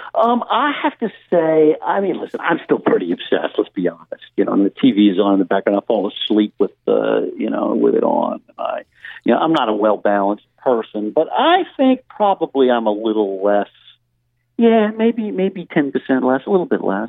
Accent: Louisiana, United States; now in New York City, United States; I'm speaking to you uh, from, from Louisiana, my, my home my home state

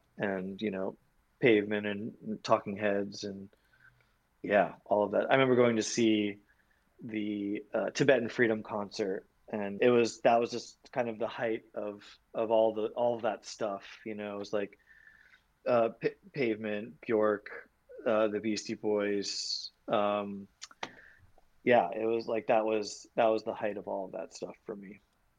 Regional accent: New York, United States; I remember like in 10th grade, I was from Long Island, sneaking into Mercury, like coming to the city

